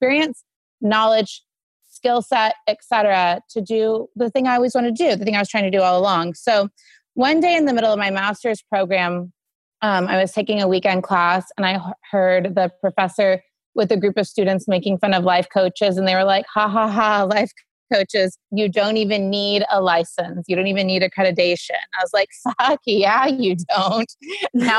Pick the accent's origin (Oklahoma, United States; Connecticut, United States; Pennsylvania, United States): Oklahoma, United States; Sand Springs; moved away; I'm from Sand Springs, Oklahoma. I shouldn't say the middle of nowhere, but far different from where I live today.